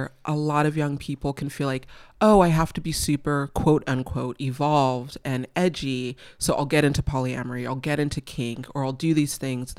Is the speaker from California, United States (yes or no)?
yes; California, United States; I mean, I'm a Valley girl. Like, I grew up in the Valley. I went to UC Santa Barbara.